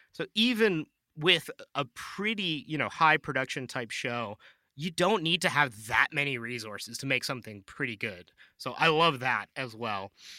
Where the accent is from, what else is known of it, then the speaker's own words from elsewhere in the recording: Vancouver, British Columbia, Canada; moved away; my hometown of Vancouver.